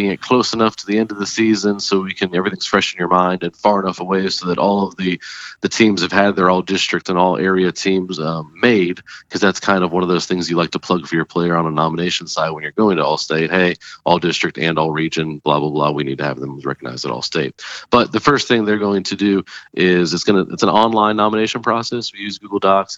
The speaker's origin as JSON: {"language": "English", "region": "Florida", "country": "United States", "moved": "as an adult", "lives_now": "Alexandria, United States", "said": "I'm from Florida"}